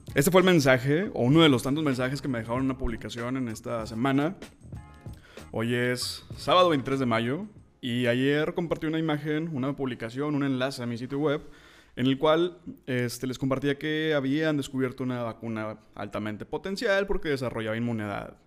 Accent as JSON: {"language": "Spanish", "town": "Monterrey", "region": "Nuevo León", "country": "Mexico", "said": "soy de Monterrey"}